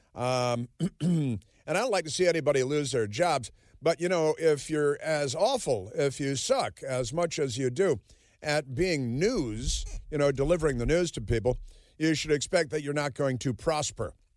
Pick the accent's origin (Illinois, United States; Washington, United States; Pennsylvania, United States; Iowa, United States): Illinois, United States; Chicago; I'm from Chicago